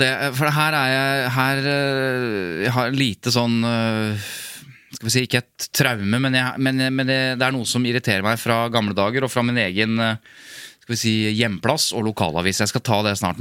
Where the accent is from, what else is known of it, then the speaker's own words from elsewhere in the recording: Jevnaker, Innlandet, Norway; Jevnaker, der jeg er fra